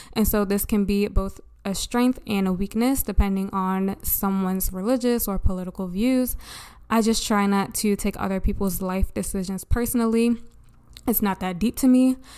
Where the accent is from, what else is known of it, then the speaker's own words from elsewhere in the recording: Baltimore, Maryland, United States; I grew up in Baltimore